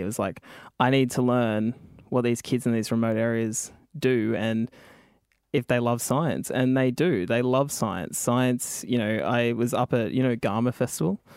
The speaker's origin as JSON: {"language": "English", "town": "Tumby Bay", "region": "South Australia", "country": "Australia", "tie": "born or raised there", "also_born_or_lived": "Kamilaroi country, New South Wales", "said": "I got sent to live with my grandfather in South Australia, which is in, um, in Port Lincoln in Tumby Bay."}